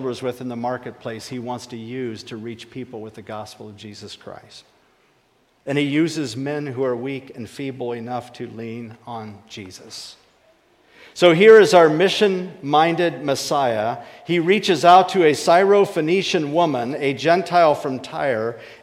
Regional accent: Akron, Ohio, United States; also born or lived in Virginia; now in Huron, South Dakota, United States; I was born and raised in Akron, Ohio, and then I moved to Virginia

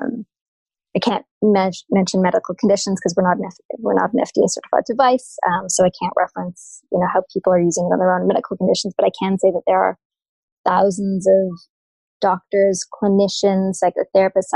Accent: Canada; I'm Canadian

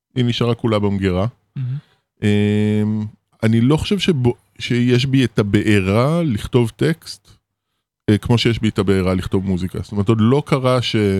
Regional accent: Israel; Hebrew is a second language; also born or lived in Paris, France; גדלנו בקיבוץ

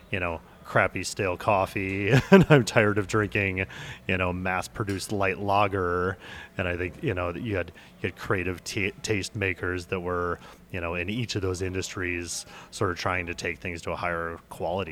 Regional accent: Minneapolis, Minnesota, United States; moved away as an adult; now in New York, United States; I'm from Minneapolis

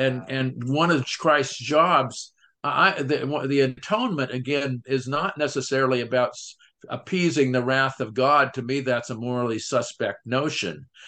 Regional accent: United States; as American

